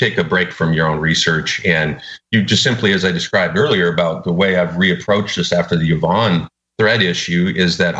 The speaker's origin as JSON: {"language": "English", "town": "Minot", "region": "North Dakota", "country": "United States", "tie": "born or raised there", "moved": "yes", "lives_now": "Austin, United States", "said": "when I was growing up in Minot"}